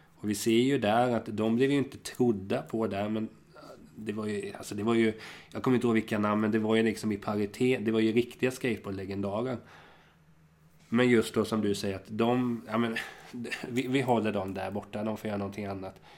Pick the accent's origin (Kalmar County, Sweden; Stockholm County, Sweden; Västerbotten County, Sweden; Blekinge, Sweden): Kalmar County, Sweden; Hultsfred; Jag är ju från Kalmar och Hultsfred